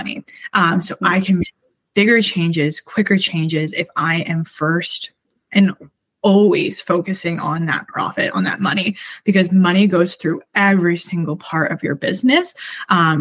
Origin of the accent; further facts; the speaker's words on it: Canada; I'm Canadian